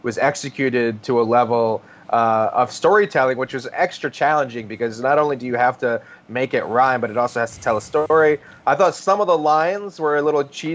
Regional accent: Virginia, United States; growing up in Virginia

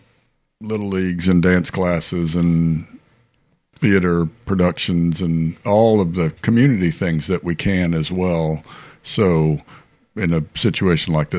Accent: Arlington, Virginia, United States; I grew up in Arlington, Virginia

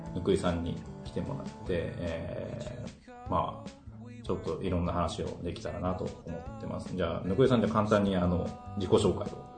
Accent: Taitō, Tokyo, Japan; 台東区はね、生まれ育った町だからね

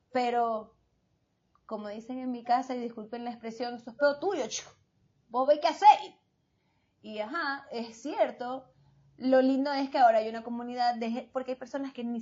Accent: Venezuela; yo soy de la comunidad y soy venezolana y no me importa.

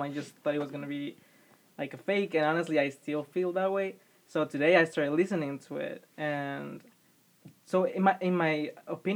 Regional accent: Guatemala City, Guatemala Department, Guatemala; moved away; I'm from Guatemala City.

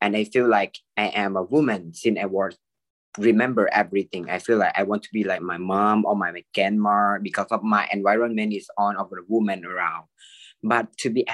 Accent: Thailand; I'm a medical technologist. I'm from Thailand

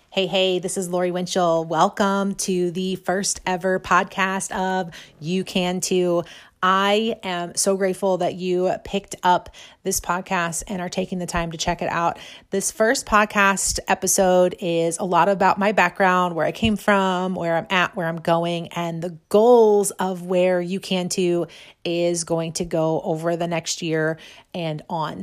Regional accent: Imperial, Missouri, United States; also born or lived in St. Louis, Missouri; now in St. Charles, United States; I grew up just south of Saint Louis in a little town called Imperial.

